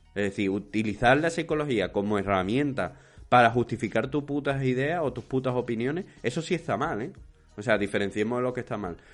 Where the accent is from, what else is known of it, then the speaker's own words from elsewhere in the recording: Spain; somos los españoles y especialmente los andaluces